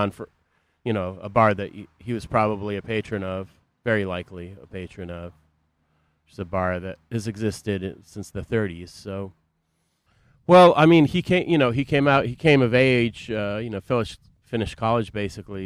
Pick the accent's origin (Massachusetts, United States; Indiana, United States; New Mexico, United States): Massachusetts, United States; Boston; now in Chicago, United States; I grew up in the Boston area